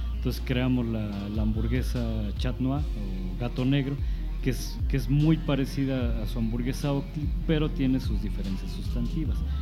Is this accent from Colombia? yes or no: no; Mexico City, Mexico; moved away as an adult; now in San Luis Potosí, Mexico; crecí en la Ciudad de México